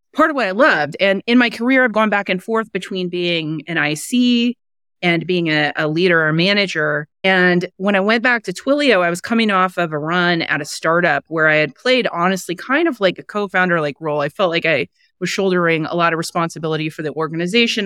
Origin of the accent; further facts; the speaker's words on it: Kansas City, United States; I grew up in Kansas City area